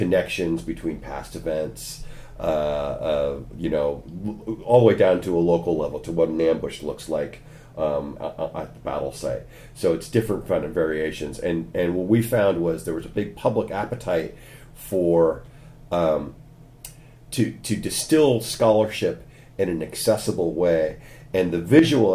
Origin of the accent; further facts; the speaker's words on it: California, United States; moved away as an adult; now in Cork, Ireland; As you can tell from my accent, I'm not a native of Cork. I'm an American from California, but I did my graduate work over here in Ireland